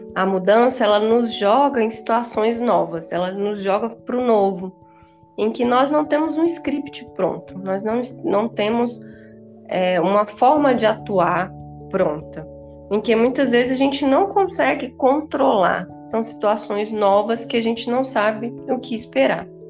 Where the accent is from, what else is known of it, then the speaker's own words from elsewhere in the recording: Bahia, Brazil; moved away as an adult; also born or lived in Rio de Janeiro; eu retornei ao meu estado natal, que é a Bahia